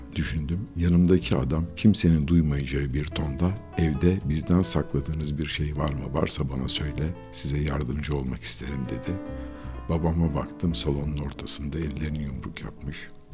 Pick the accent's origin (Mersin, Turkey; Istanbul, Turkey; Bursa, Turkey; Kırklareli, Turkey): Istanbul, Turkey; İstanbul'da doğdum ben. Gayrettepe'de oturuyorduk.